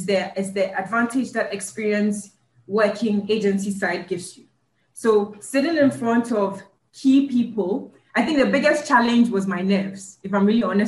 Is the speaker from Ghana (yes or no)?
yes; Ghana; moved away as an adult; also born or lived in United States